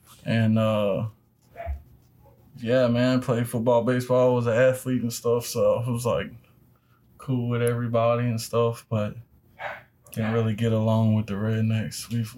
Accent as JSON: {"language": "English", "town": "Port Allen", "region": "Louisiana", "country": "United States", "tie": "born or raised there", "said": "Born and raised in West Baton Rouge in Port Allen, Louisiana."}